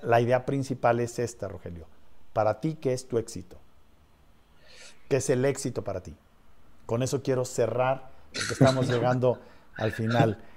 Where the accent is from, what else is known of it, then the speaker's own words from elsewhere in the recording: Mexico; los mexicanos que estamos componiendo este país